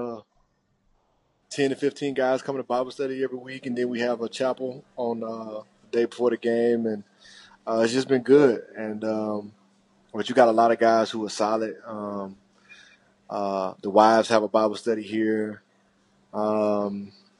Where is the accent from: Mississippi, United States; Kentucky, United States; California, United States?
Mississippi, United States; moved away as an adult; now in New Orleans, United States; we're both, my wife and I, we're both from Mississippi.